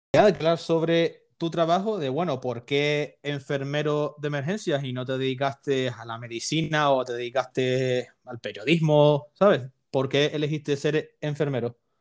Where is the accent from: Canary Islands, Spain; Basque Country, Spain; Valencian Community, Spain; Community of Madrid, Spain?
Canary Islands, Spain; yo soy de Canarias